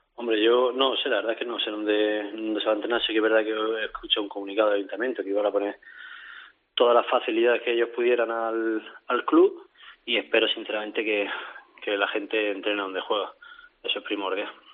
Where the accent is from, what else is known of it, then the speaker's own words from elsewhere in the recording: Region of Murcia, Spain; yo soy de aquí de Murcia